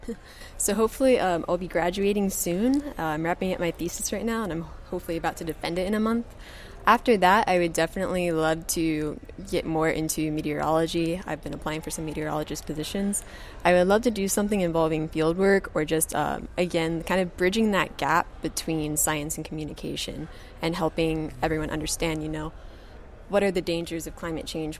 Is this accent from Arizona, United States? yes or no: no; Kentucky, United States; moved away as an adult; now in Florida, United States; I'm originally from Kentucky and I did my undergraduate degree there